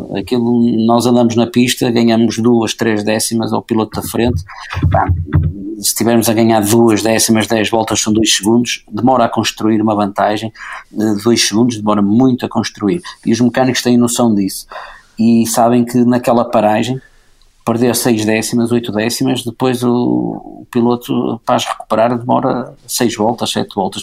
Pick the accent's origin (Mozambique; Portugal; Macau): Portugal; Porto, Norte; eu nasci no Porto, sou do Porto, vivo na Foz